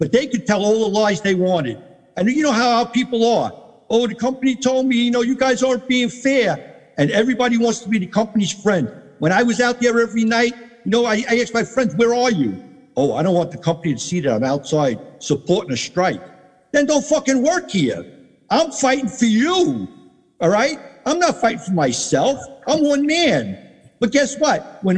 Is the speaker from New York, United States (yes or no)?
yes; Maspeth, New York, United States; Think about, I come from Maspeth.